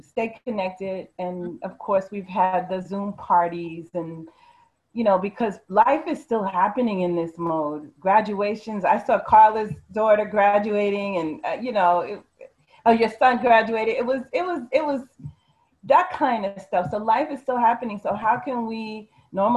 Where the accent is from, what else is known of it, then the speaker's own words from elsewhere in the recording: East Coast, United States; moved away; also born or lived in New York area; I'm originally from the East Coast